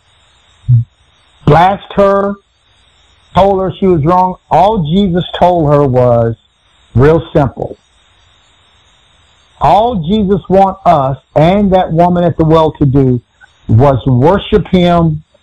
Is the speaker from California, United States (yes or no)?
no; Texas, United States; I was from Texas